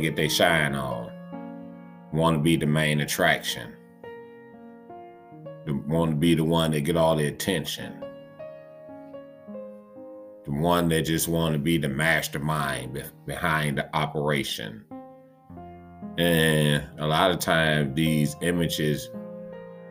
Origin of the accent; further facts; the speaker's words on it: Detroit, Michigan, United States; Coming live from Detroit, Michigan. Salute to my hometown, Detroit.